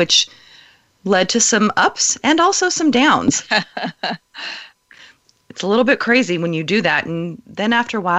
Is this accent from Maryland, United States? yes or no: no; Southern California, United States; moved away as an adult; now in Oregon, United States; I moved from Southern California, where I was a native of, to Oregon 13 years ago for a job